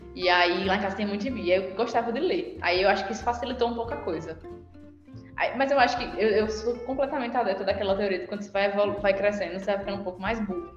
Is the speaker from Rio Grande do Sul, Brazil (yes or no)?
no; Ceará, Brazil; moved away as an adult; now in Paraíba, Brazil; aqui na Paraíba, eu sou do Ceará